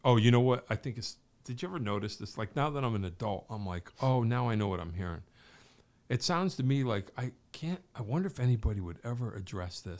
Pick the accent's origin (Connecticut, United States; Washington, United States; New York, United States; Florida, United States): Connecticut, United States; Wallingford; also born or lived in Pittsburgh; growing up in Wallingford